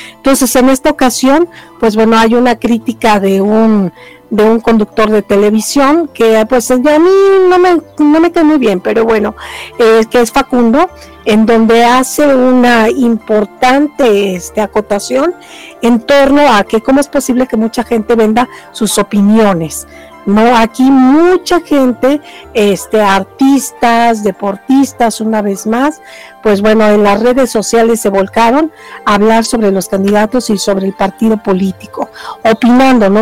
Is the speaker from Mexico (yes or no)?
yes; Mexico City, Mexico; yo que soy de Tlalpan